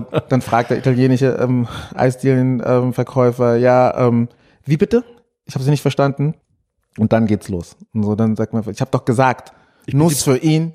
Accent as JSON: {"language": "German", "town": "Frankfurt am Main", "region": "Hesse", "country": "Germany", "tie": "born or raised there", "said": "Ich habe im Frankfurter Ostend gewohnt. Dort bin ich auch groß geworden"}